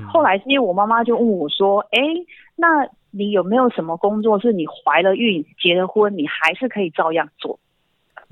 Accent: Dulan tribal village, Taitung County, Taiwan; also born or lived in Taipei / Hsinchu; 我在部落长大嘛

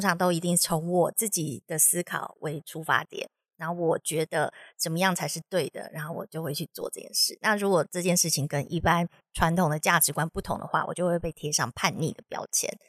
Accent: Taiwan; moved away as an adult; 我从小在台湾的教育体制长大

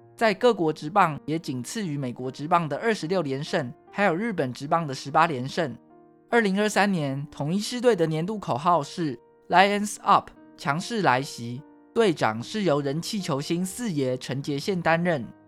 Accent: Taiwan; 台湾是一块宝岛，同时也是我们的家乡

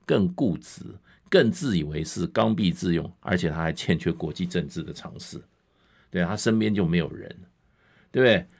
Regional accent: Taiwan; 我们台湾人

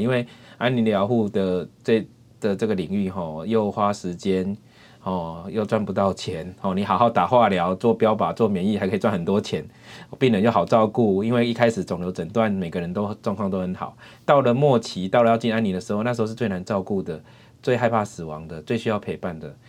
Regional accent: Yunlin County, Taiwan; moved away as an adult; also born or lived in Taipei; now in Chiayi, Taiwan; 我是云林人

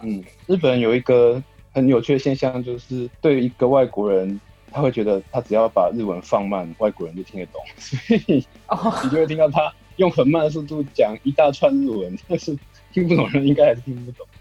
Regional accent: Taiwan; moved away as an adult; also born or lived in Osaka, Japan; now in Hyogo, Japan; 我在台湾的时候都是在城市长大

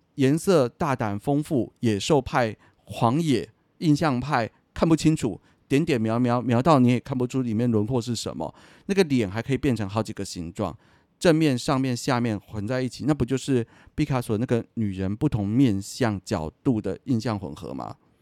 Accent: Taiwan; 我今天在台湾长大的

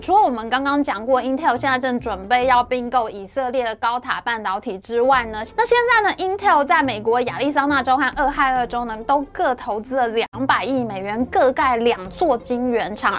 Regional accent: Taiwan; 我们台湾人

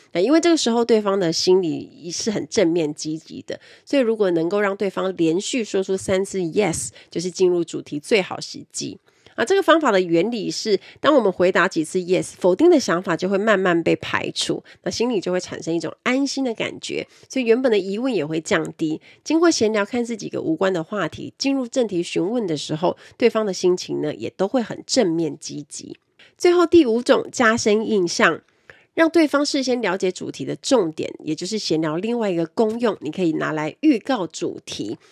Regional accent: Kaohsiung, Taiwan; 我们都是高雄人

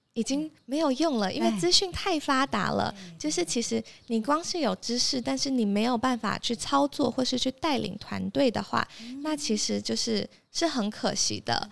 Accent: Taipei, Taiwan; moved away as an adult; also born or lived in Abu Dhabi, United Arab Emirates; 我从小到大都是在台北长大

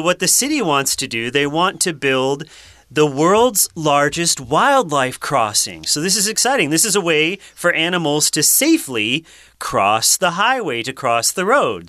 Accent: Massachusetts, United States; moved away as an adult; also born or lived in Rhode Island; now in Taiwan; I grew up in Massachusetts, and then I went to school in Rhode Island

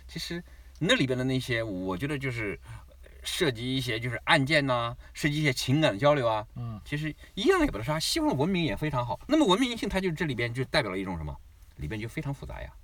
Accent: China; also born or lived in Shanghai; now in Australia; 我们中国人

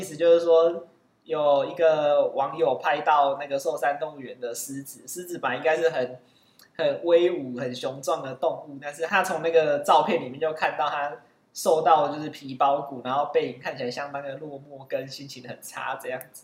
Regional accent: Kaohsiung, Taiwan; moved away as an adult; also born or lived in Taipei; 虽然我是高雄人，但是大学以后大部分时间都是在台北

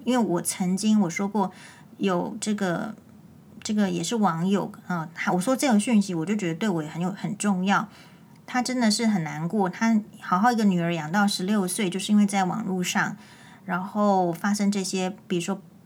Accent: Taiwan; 就是我们是台湾人

